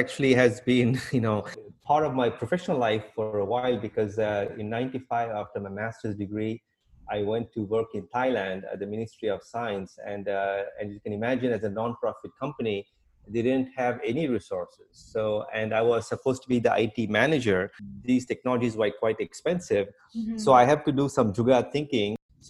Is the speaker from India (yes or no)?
yes; India; now in Brooklyn, United States; Indians, we leave India